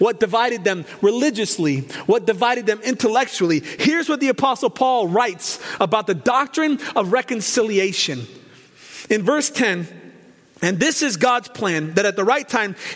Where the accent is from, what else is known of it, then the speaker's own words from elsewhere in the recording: Portland, Oregon, United States; Growing up where I grew up in North Portland, near the University of Portland, the Pilots